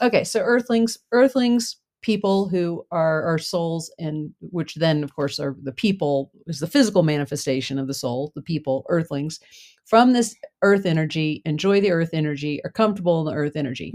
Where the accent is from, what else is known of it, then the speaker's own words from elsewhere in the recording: United States; also born or lived in Germany; I'm from the United States